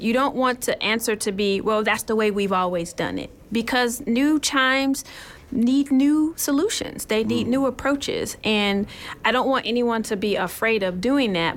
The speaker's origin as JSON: {"language": "English", "region": "Michigan", "country": "United States", "tie": "born or raised there", "said": "So, I'm actually from Michigan. Okay. And growing up in Michigan"}